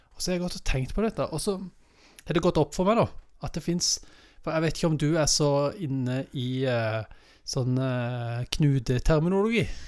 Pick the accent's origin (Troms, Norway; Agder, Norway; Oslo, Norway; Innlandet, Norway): Agder, Norway; Vennesla; Jeg kommer bare fra Vennesla